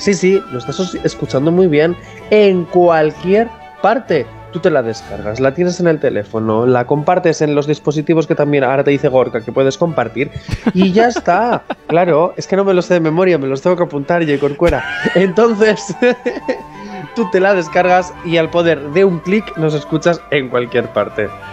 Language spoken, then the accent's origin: Spanish; Busturia, Basque Country, Spain; yo soy de Busturia